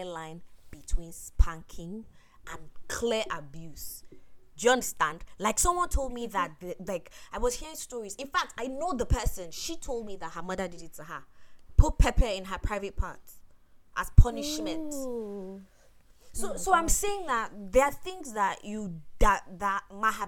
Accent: Nigeria; us as like Nigerian youths

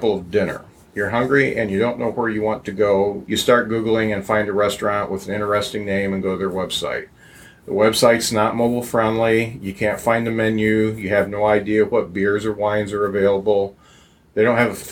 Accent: Lakeville, Indiana, United States; also born or lived in South Bend, Indiana; I was born in South Bend, but grew up in Lakeville

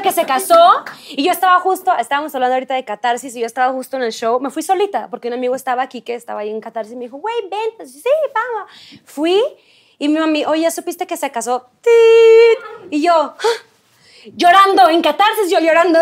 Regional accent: Culiacán, Sinaloa, Mexico; moved away as an adult; now in Mexico City, Mexico; soy de Culiacán

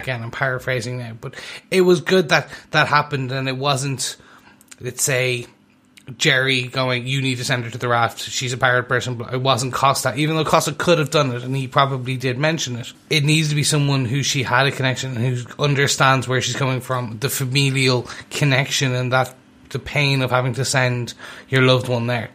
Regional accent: Ireland; I am Irish

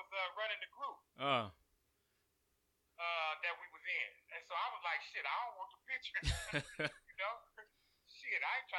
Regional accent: Pasadena, California, United States; I'm from Killer Cali, man. I'm originally up out of Pasadena

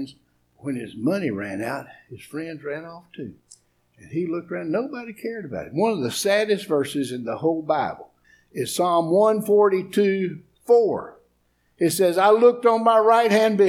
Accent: East Tennessee, United States; I'm from East Tennessee. I'm a hillbilly.

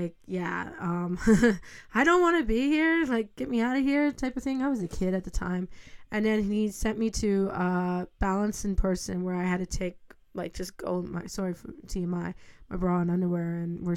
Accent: Ontario, Canada; I'm from Canada

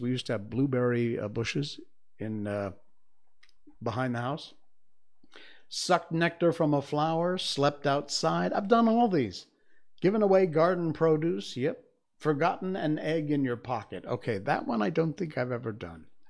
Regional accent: United States; moved away as an adult; I'm American. I grew up in the U S, moved here almost twenty years ago.

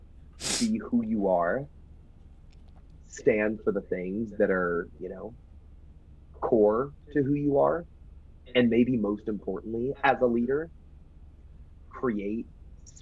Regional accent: Texas, United States; I'm a Texan

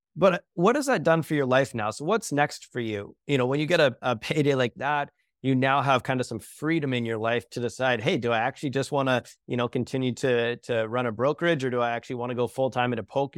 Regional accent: Canada; I'm Canadian

